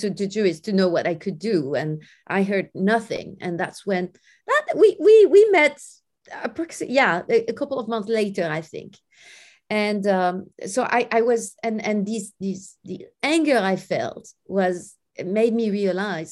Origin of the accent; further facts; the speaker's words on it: France; I grew up in France in a very friendly environment